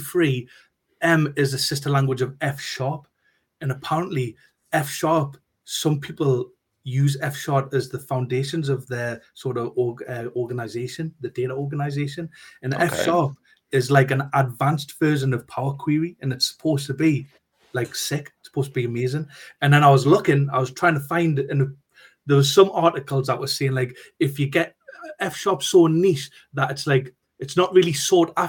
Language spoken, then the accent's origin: English; Newcastle upon Tyne, North East England, United Kingdom; accent: broad Geordie; we're from Newcastle